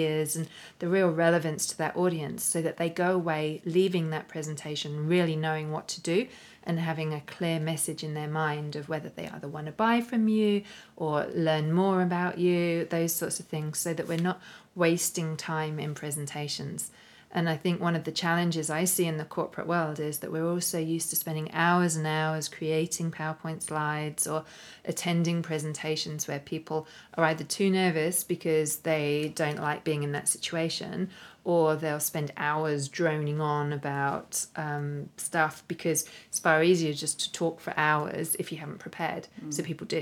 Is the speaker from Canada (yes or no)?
no; London, United Kingdom; moved away as an adult; now in Australia; here in London, which was originally my hometown, my original stomping ground before I moved to Australia.